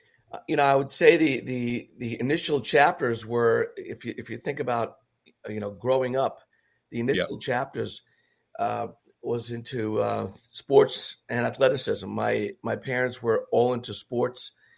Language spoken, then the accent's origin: English; New York City, New York, United States; In the Bronx.